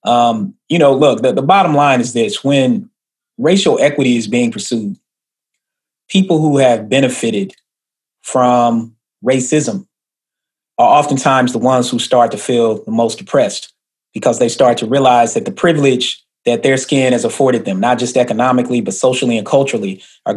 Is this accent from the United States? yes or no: yes; Atlanta, Georgia, United States; moved away; also born or lived in Stone Mountain, Georgia / Tennessee; I grew up in Atlanta. I grew up in Stone Mountain